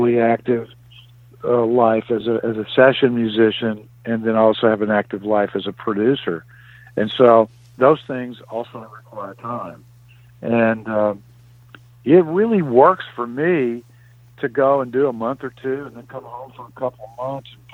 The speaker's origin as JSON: {"language": "English", "town": "Memphis", "region": "Tennessee", "country": "United States", "tie": "born or raised there", "also_born_or_lived": "Nashville", "moved": "yes", "said": "It's my hometown"}